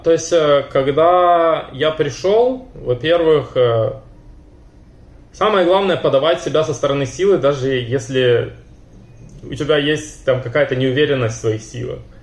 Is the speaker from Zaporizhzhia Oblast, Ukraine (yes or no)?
yes; Zaporizhzhia, Zaporizhzhia Oblast, Ukraine; moved away as an adult; now in Israel; я сам из Запорожья